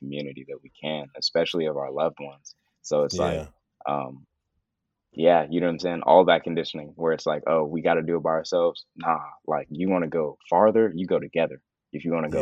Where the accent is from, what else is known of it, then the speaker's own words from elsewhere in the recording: the Bay Area, California, United States; growing up in the Bay